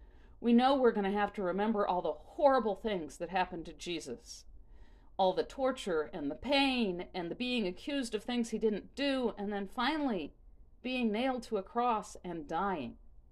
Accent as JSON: {"language": "English", "town": "New Orleans", "region": "Louisiana", "country": "United States", "tie": "born or raised there", "said": "I grew up in New Orleans, and Mardi Gras was a really big thing."}